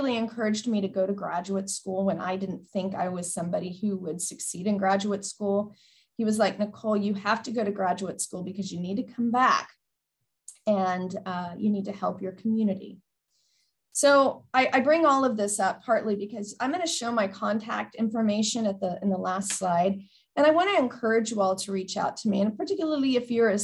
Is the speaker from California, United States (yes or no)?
no; Del Rio, Texas, United States; first language English and Spanish; also born or lived in Miami, Oklahoma; When I was 2 years old, my dad took a job in Del Rio, Texas. So we moved from Miami to Del Rio, which is on the Mexico-Texas border. So I'm a border gal, and I was raised there